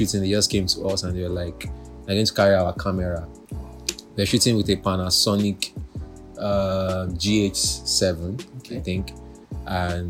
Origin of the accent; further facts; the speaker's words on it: Lagos, Nigeria; I grew up in Mushin